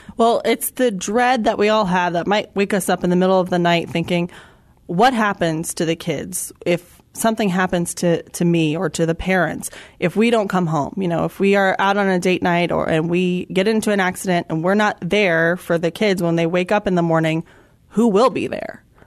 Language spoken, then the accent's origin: English; Florida, United States; moved away as an adult; now in San Antonio, United States; I'm an attorney licensed here in Texas, but actually, I was born and raised in Florida